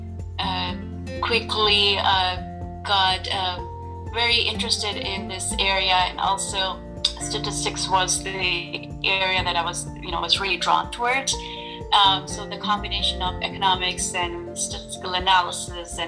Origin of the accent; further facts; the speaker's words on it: Pakistan; moved away as an adult; I grew up in Pakistan mostly